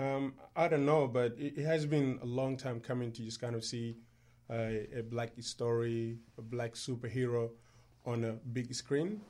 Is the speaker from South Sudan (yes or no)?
yes; South Sudan; now in Australia; I'm from South Sudan